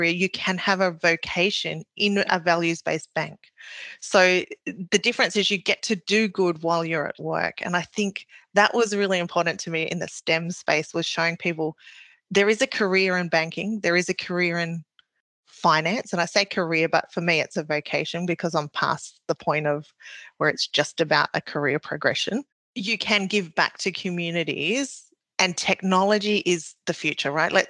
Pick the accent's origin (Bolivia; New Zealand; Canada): New Zealand; now in Australia; so I am Maori, so I came from New Zealand to Australia.